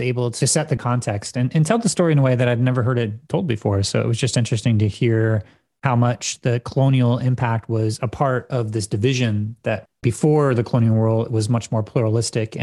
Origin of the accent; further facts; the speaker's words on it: United States; growing up in the United States